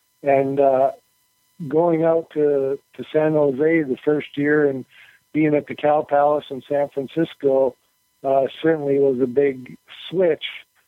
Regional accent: Edmonton, Alberta, Canada; now in Kalamazoo, United States; I grew up in Edmonton, Alberta.

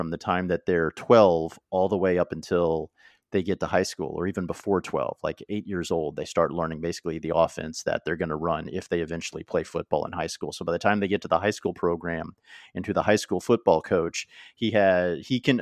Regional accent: Oklahoma, United States; moved away; I'm from Oklahoma

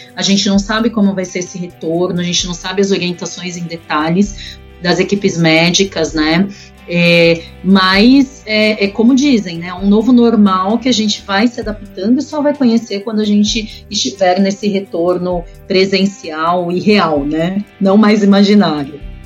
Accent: Brazil; Nós somos brasileiros

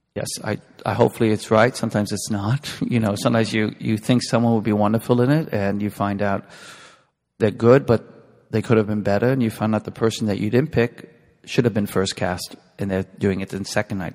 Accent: New York, United States; I grew up in New York, and I was born in the 50s, and I grew up about five, six blocks away from where West Side Story was filmed

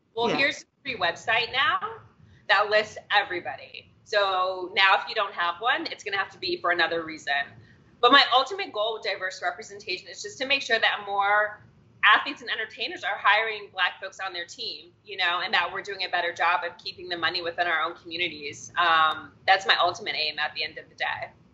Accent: Cincinnati, Ohio, United States; moved away as an adult; also born or lived in upstate New York / Washington, D.C.; now in Los Angeles, United States; I'm originally from Cincinnati, Ohio

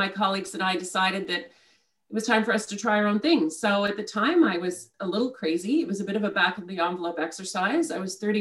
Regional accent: Ottawa, Ontario, Canada; I grew up in Ottawa

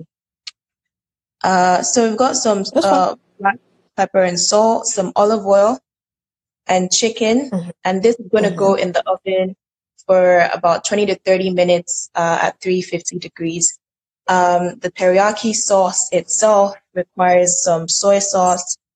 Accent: Nigeria; I'm Nigerian

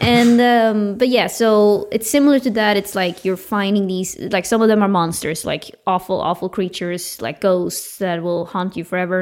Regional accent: Uppsala, Uppsala County, Sweden; my hometown, Uppsala

